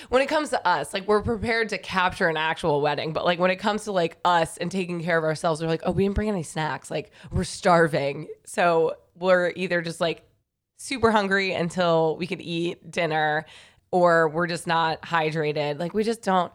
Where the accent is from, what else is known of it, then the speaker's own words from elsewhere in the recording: New York, United States; I grew up in New York my whole life